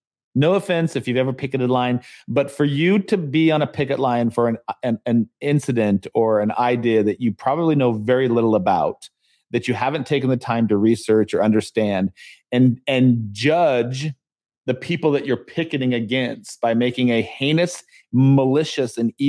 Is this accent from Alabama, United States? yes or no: no; San Diego, California, United States; now in Charlotte, United States; was when I moved to Charlotte from San Diego, and I drove by. There's Chick-fil-A everywhere here in the South. It's the first time I'd ever seen Chick-fil-A. We did not have Chick-fil-A growing up